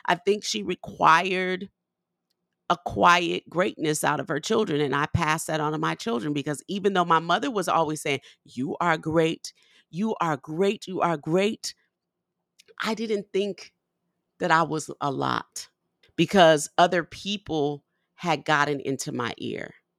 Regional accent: New Orleans, Louisiana, United States; moved away; I'm from New Orleans

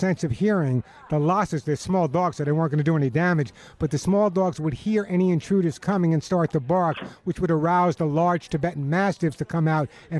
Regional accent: New York, United States; also born or lived in Long Island; now in California, United States; I'm a New Yorker

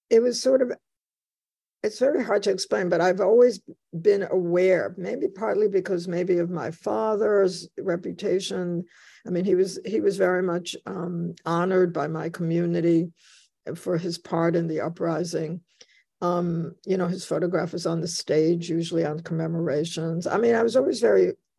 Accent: New York City, New York, United States; accent: Bronx; also born or lived in Warsaw, Poland / Łódź, Poland / Sweden; I talked like I came from the Bronx, which I did

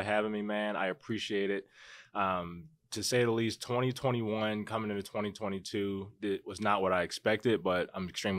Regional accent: Baltimore, Maryland, United States; moved away as an adult; now in Las Vegas, United States; I'm from Baltimore.

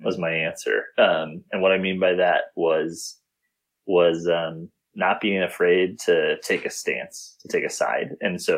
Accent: Midwest, United States; growing up in the Midwest

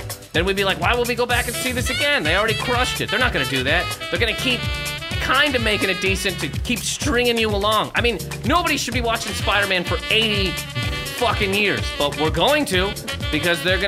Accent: Canada; I'm from Canada.

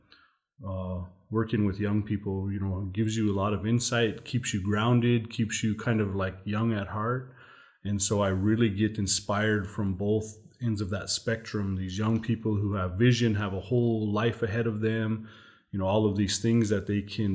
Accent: Montana, United States; moved away as an adult; also born or lived in Fort Peck, Montana / Fort Belknap, Montana; now in Sisseton Wahpeton Oyate, United States; I come here from the Sisseton Wahpeton Oyate, but I actually grew up in Montana.

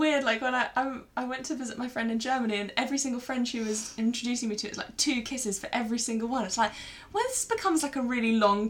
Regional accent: United Kingdom; being British as well, because I think we are technically in Europe, but we don't really associate ourselves as being European.

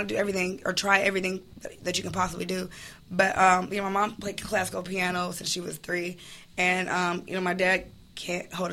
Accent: Chicago, Illinois, United States; I'm from Chicago

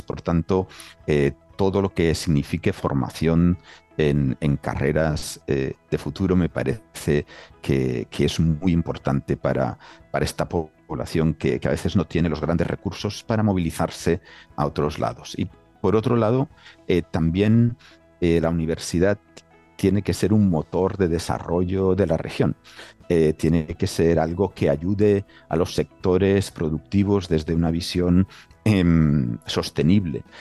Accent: Catalonia, Spain; now in Aysén, Chile; uno se siente un catalán en el casi al final del mundo

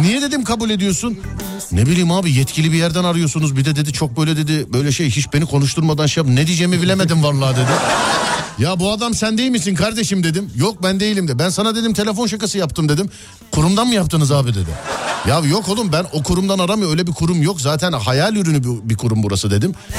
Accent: Istanbul, Turkey; Doğma büyüme İstanbullu birisi olarak

